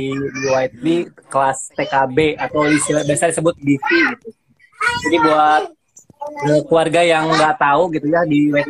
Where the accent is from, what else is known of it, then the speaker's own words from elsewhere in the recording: South Jakarta, Jakarta, Indonesia; Iya, Tangerang Selatan, kita dari Jakarta Selatan.